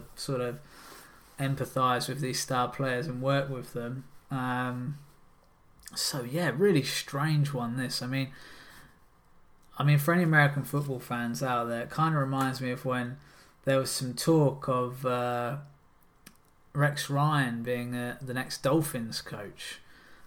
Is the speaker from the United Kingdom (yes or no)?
yes; England, United Kingdom; I am English